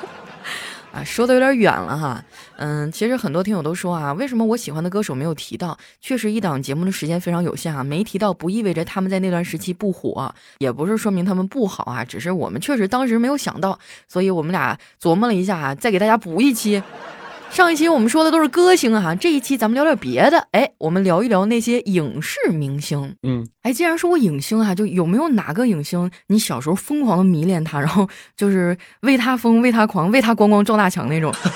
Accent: Northeast China, China; 我们东北这边

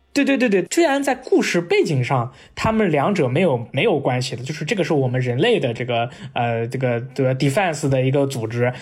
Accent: Nanjing, Jiangsu, China; moved away; 因为我是在南京嘛，然后嗯。应该是江苏台，江苏台播的《泰罗》啊

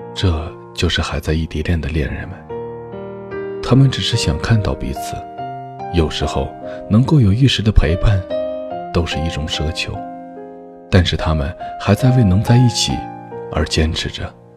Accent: Chongqing, China; 我是重庆人，双方又都是独生子女，不可以丢下家里的一切

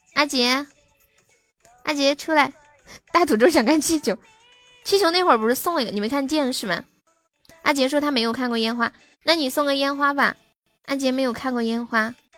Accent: Sichuan, China; 我是四川的

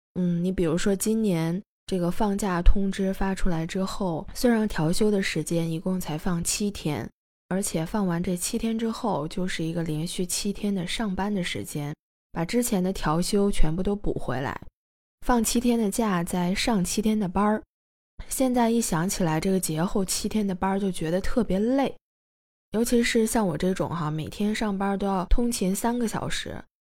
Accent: Heilongjiang, China; now in Shenzhen, China; 因为我的老家太远了，要跨越半个中国，在东北的黑龙江

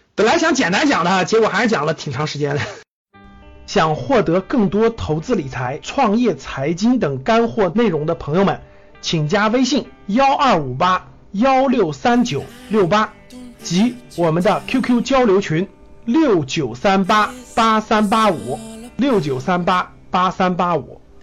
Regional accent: China; 我们中国人民这么勤劳的加班， 这么勤劳的工作的时候

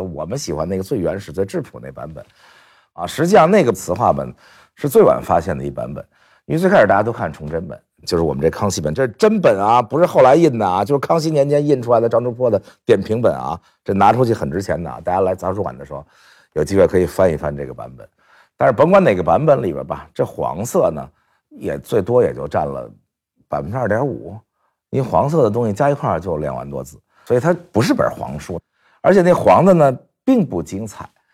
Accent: Beijing, China; 我小孩确实在大学校里长大的

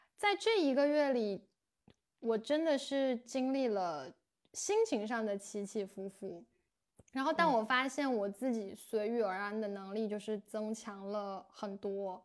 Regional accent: China; moved away as an adult; 我们中国人

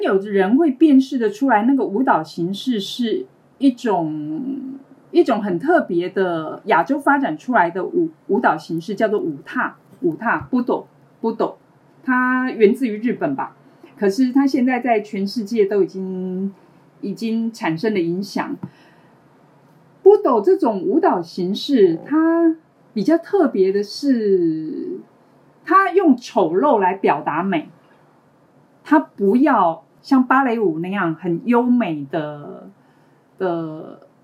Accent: Taiwan; 我是来自台湾的

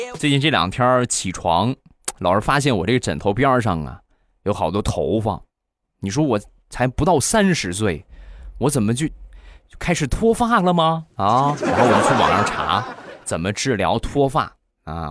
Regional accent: Rizhao, Shandong, China; 还有我们家乡特产日照绿茶也有

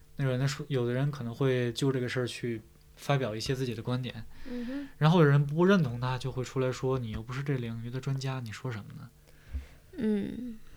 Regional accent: China; 我们中国人

